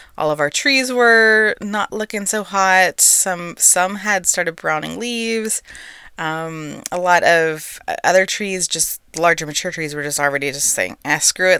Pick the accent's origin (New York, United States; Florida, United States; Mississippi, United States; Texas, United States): Texas, United States; I'm a native-born Texan